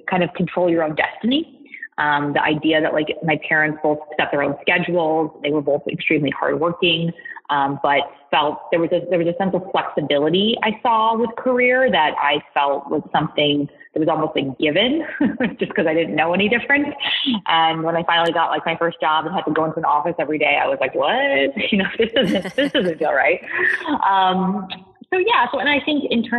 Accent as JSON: {"language": "English", "area": "a town outside of Boston", "region": "Massachusetts", "country": "United States", "tie": "born or raised there", "said": "I grew up in a town outside of Boston."}